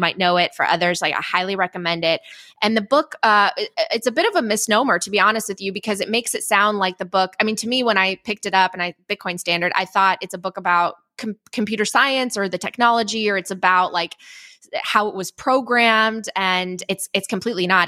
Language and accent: English; Chicago, Illinois, United States; also born or lived in Poland; I was born in Poland. I don't really remember, uh, living there because I was five when my family came to the, the suburbs of Chicago